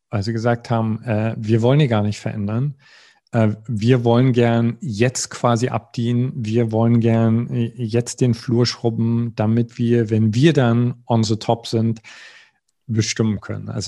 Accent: East Germany, Germany; Also ich, ich komme aus dem Osten, die äh, es war äh, die Wendezeit.

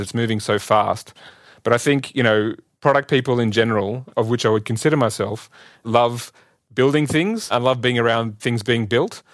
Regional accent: Australia; moved away as an adult; also born or lived in Singapore / Gurgaon, India; now in Bonn, Germany; I was born in Australia and grew up there

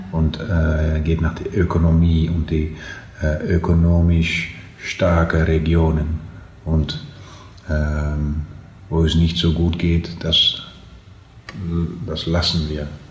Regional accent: Twente, Overijssel, Netherlands; accent: Low Saxon dialect; German is a second language; wir sprachen natürlich mehr das, das, das äh, niedersächsische Dialekt

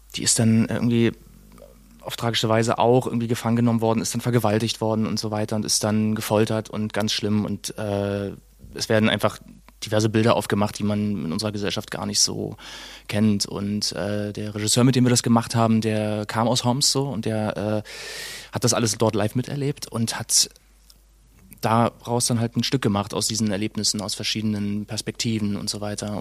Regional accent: Berlin, Germany; Ich bin in Friedrichshain geboren und in Treptow aufgewachsen.

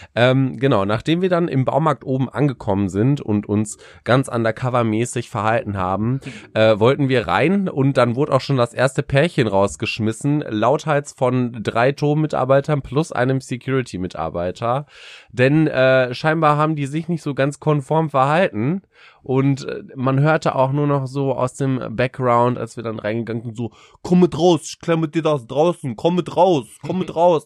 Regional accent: Paderborn, North Rhine-Westphalia, Germany; Ich komme ja aus Paderborn, das ist eine, das ist eine riesige Uni, was Lehramt angeht

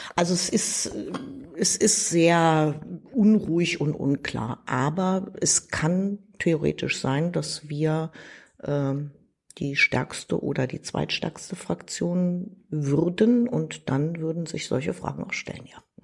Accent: Wiesbaden, Hesse, Germany; ich bin aus Hessen, ich bin in Wiesbaden geboren

